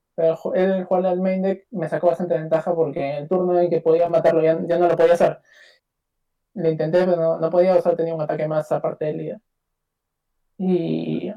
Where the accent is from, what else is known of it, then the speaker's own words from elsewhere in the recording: Peru; yo soy de Perú, Latinoamérica, acá